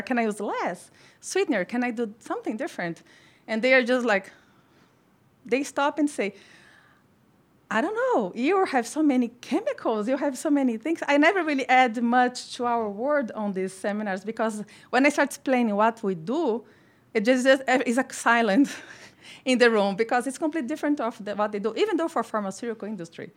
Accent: Brazil; moved away as an adult; now in United States; I come from Brazil, a tropical country.

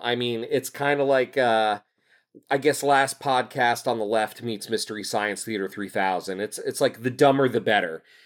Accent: Union County, New Jersey, United States; also born or lived in Clark, New Jersey / Rahway, New Jersey; growing up in New Jersey, like, in Union County

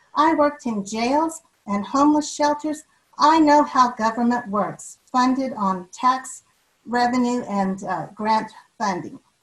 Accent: River Heights, Utah, United States; also born or lived in Logan, Utah; I was born in Logan and raised in River Heights.

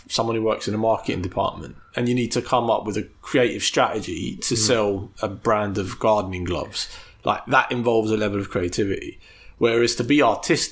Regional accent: London, United Kingdom; brought up, born and raised in London in a hyper-capitalist society

